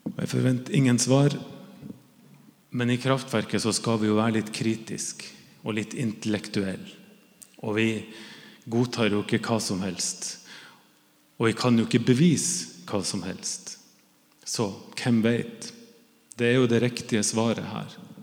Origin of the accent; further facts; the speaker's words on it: Northern Norway, Norway; jeg er jo nordlending